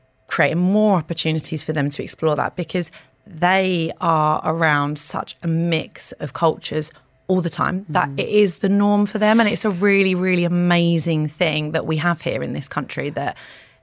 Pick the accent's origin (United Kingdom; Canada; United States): United Kingdom; moved away as an adult; also born or lived in Pakistan; now in Dubai, United Arab Emirates; coming from the UK